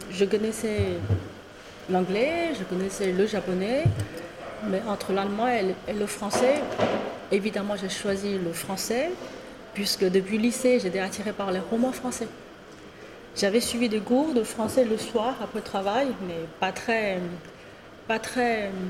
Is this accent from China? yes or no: yes; China; moved away as an adult; now in France; en tant que chinoise, comment dire 100% fabriquée en Chine. je suis venue à Paris à l'âge de 25 ans.